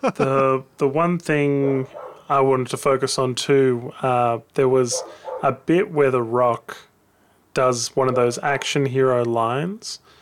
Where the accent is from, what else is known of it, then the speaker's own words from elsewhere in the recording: Australia; I'm an Aussie